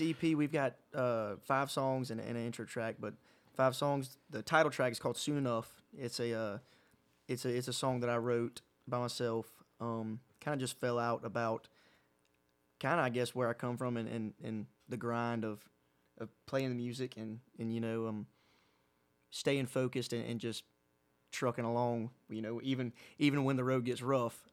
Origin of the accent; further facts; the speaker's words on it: Pooler, Georgia, United States; Wild Wing Cafe in my hometown in Pooler